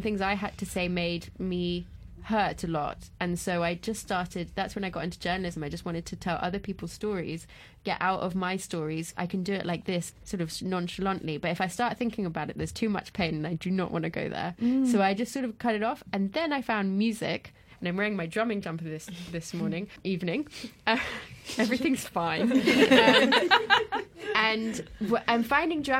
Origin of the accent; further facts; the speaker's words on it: France; moved away; I grew up in France